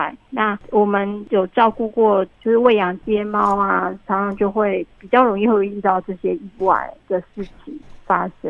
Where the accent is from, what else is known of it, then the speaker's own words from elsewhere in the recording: Taiwan; 因为是我们台湾的这个环境并不适合。